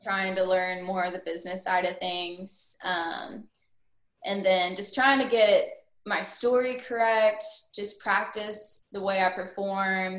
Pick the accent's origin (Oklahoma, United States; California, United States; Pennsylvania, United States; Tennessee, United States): Oklahoma, United States; Lone Grove; moved away as an adult; also born or lived in Edmond, Oklahoma; now in Murfreesboro, United States; I am born and raised in Lone Grove, Oklahoma